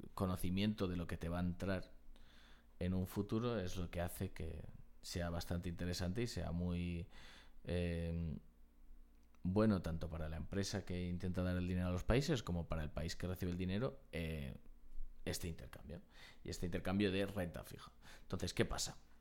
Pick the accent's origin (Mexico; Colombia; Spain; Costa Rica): Spain; los españoles tenemos